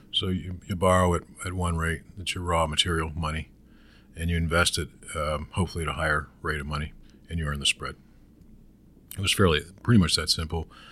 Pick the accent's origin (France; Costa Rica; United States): United States; Pittsburgh, Pennsylvania; I grew up in Western Pennsylvania